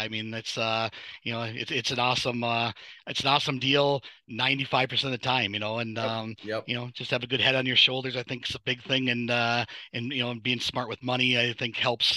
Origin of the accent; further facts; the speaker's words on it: Superior, Wisconsin, United States; moved away as an adult; now in Minnesota, United States; I grew up on Superior side for okay. about 20 some years and then I moved over to the Minnesota side thereafter.